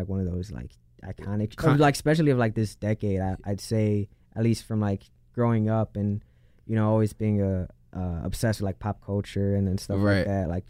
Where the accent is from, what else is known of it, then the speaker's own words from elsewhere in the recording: Chicago, Illinois, United States; I'm from Chicago, I'm from the west side of Chicago